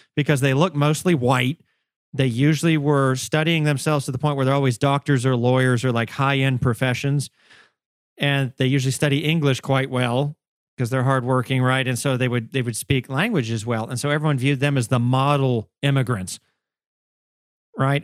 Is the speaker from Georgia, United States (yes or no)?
yes; Augusta, Georgia, United States; I wasn't born and raised in Atlanta by any means. I was in one of the other big A's in the state, Augusta, Georgia